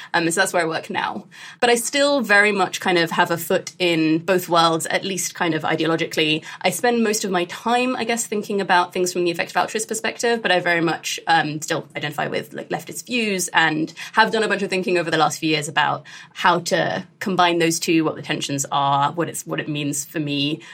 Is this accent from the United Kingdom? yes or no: yes; United Kingdom; I grew up in the UK, like as a British Asian Muslim during the kind of uh, war on terror period